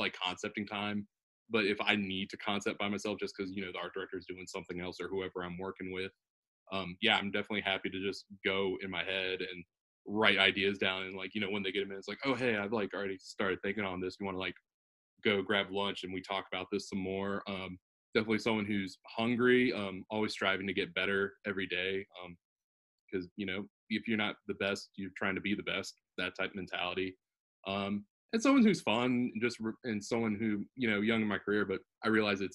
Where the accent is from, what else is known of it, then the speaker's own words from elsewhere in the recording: Richmond, Virginia, United States; growing up in Richmond